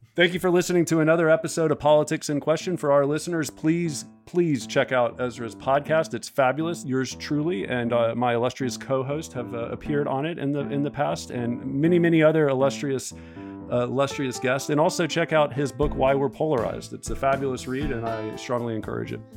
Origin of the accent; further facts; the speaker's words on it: the South, United States; I'm from the South